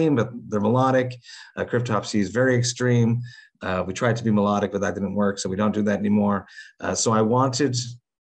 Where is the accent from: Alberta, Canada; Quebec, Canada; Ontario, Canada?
Quebec, Canada; Montreal; born or raised there